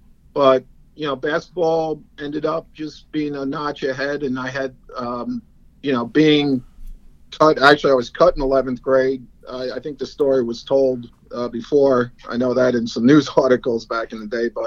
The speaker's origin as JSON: {"language": "English", "town": "Syosset", "region": "New York", "country": "United States", "tie": "born or raised there", "accent": "Long Island", "moved": "as an adult", "lives_now": "Fort Lauderdale, United States", "said": "Long Island's a town called Syosset, which is a suburb of New York City"}